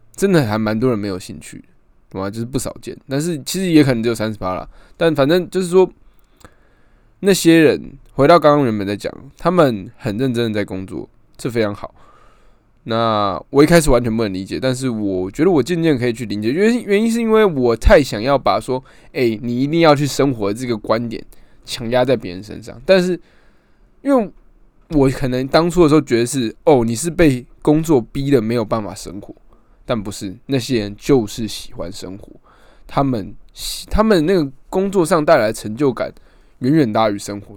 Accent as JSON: {"language": "Chinese", "region": "Keelung", "country": "Taiwan", "also_born_or_lived": "Taipei", "said": "我原本在台北念书，然后我就在台北租房这样，那我之后回来基隆以后"}